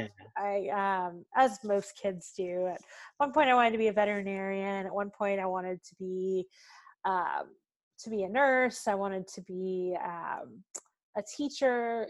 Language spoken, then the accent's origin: English; Smithfield, Virginia, United States; moved away as an adult; now in Atlanta, United States; actually grew up in Smithfield. It's the ham capital of the world.